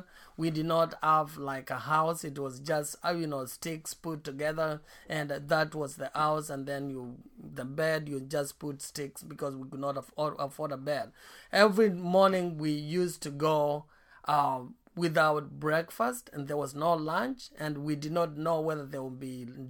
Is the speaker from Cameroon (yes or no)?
no; Eastern Province, Kenya; where I was born, I was born in Eastern Kenya, and I was born in a very poor family.